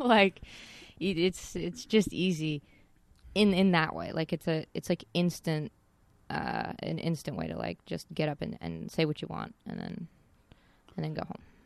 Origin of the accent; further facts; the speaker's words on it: Casper, Wyoming, United States; now in Los Angeles, United States; I grew up in, uh, Casper, Wyoming